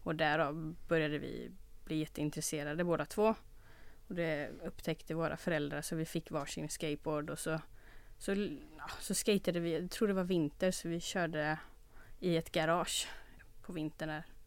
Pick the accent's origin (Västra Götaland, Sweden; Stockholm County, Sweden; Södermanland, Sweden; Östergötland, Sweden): Västra Götaland, Sweden; Olofstorp; Jag växte upp eh, lite utanför Göteborg I en, ett litet ställe som heter Olofstorp